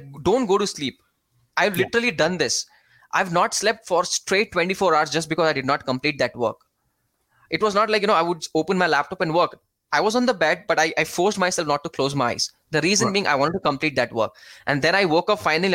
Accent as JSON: {"language": "English", "country": "India", "said": "I'm from India. I stay in India."}